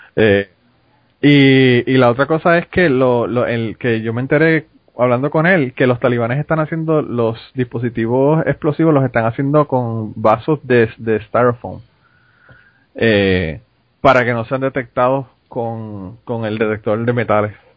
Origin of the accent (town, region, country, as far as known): Puerto Rico; now in United States